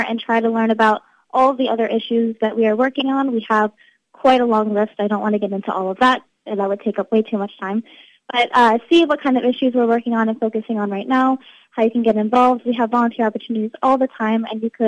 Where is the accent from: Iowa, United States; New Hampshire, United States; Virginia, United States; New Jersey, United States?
New Jersey, United States; Ocean County; I grew up in Ocean County, living and visiting Barnegat Bay, the ocean, the beach, all the time